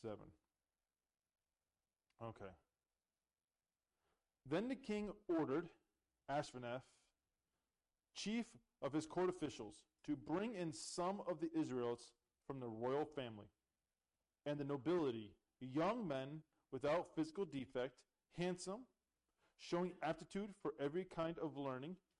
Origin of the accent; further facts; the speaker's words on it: Canada; moved away; I'm Canadian